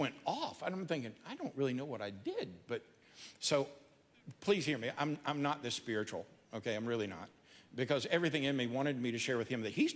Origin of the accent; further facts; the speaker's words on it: Georgia, United States; I'm from Georgia